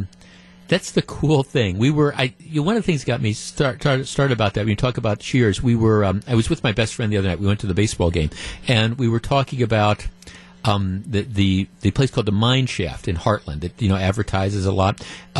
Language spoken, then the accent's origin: English; Glendale, Wisconsin, United States; I grew up in Glendale